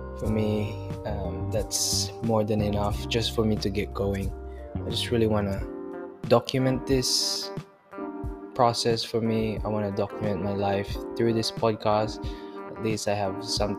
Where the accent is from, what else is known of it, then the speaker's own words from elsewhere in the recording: Philippines; now in Melbourne, Australia; I am currently residing in Australia, Melbourne, Australia. I'm originally from the Philippines